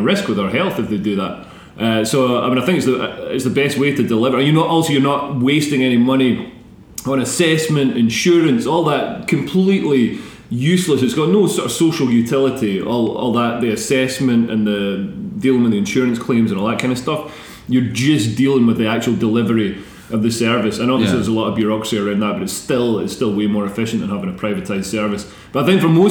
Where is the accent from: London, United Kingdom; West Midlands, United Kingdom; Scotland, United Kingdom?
Scotland, United Kingdom; growing up in Scotland